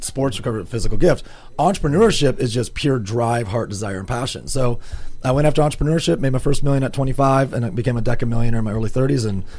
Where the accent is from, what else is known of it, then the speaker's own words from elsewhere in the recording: Grand Rapids, Michigan, United States; Well, I'm from Grand Rapids, Michigan, originally.